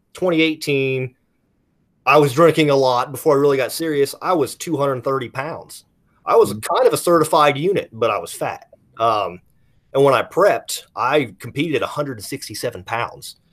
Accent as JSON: {"language": "English", "region": "Kentucky", "country": "United States", "said": "we're both from Kentucky"}